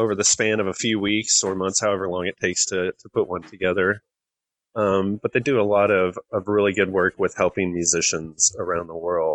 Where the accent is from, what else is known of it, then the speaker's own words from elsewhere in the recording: West Texas, United States; also born or lived in Atlanta, Georgia; now in Georgia, United States; I grew up in West Texas where brisket is life